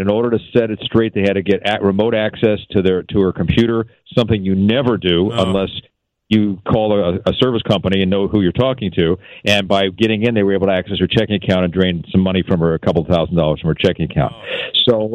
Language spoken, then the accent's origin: English; Philadelphia, Pennsylvania, United States; moved away as an adult; also born or lived in Syracuse; now in Seattle, United States; I'm from Philly